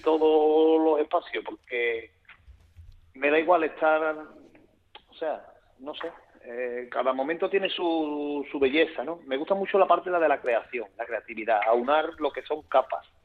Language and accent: Spanish; Seville, Andalusia, Spain; yo soy sevillano hasta la médula